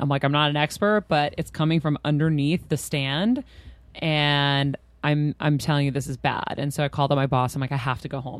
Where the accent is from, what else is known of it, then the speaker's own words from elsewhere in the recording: Boston, Massachusetts, United States; I'm from Boston. So when it happened.